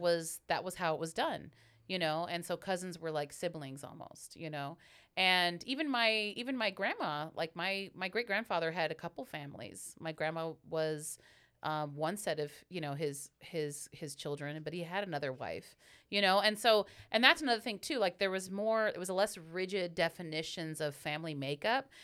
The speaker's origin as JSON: {"language": "English", "town": "Hayward", "region": "California", "country": "United States", "tie": "born or raised there", "said": "I'm born and raised in Hayward, super Bay girl"}